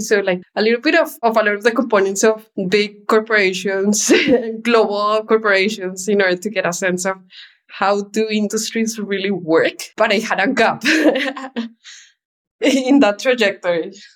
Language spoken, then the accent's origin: English; Bogota, Bogotá Capital District, Colombia; moved away; I was born in Bogota, Colombia, and lived in the outskirts of the city. So as a child, nature was a big part of my life.